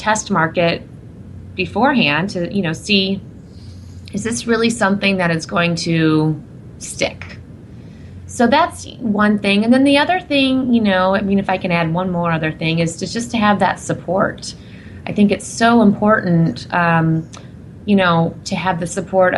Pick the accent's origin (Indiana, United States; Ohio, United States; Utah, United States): Indiana, United States; moved away; I'm from Indiana originally